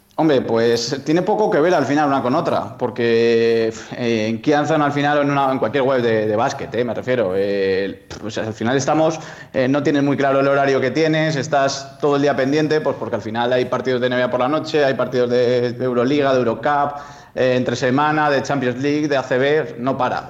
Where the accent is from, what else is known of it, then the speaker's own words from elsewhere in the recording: Soria, Castile and León, Spain; yo que soy de Soria